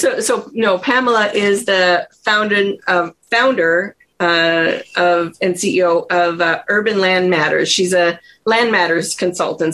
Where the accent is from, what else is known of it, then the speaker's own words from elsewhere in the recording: Ottawa, Ontario, Canada; now in United States; So I grew up in Ottawa, Canada